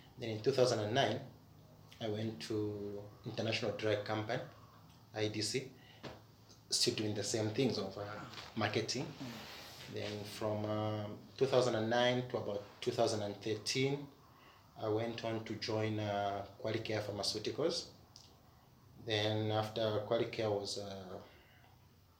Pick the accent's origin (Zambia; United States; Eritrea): Zambia; Kitwe, Copperbelt Province; I grew up in Kitwe